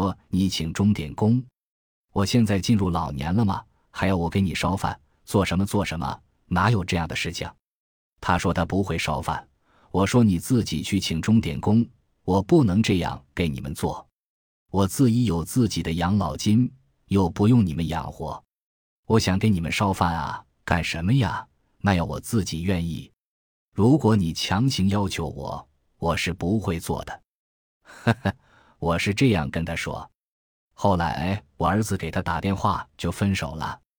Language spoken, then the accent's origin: Chinese; Shanghai, China; also born or lived in -; 我是土生土长的上海人，就是南京东路街道长大的。